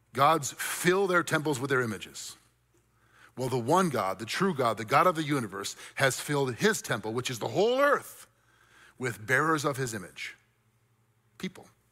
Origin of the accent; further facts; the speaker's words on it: United States; I love being an American. I'm grateful that I'm an American